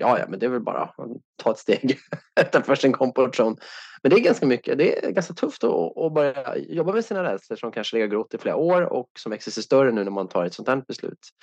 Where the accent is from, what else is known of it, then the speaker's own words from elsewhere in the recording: Sweden; som svensk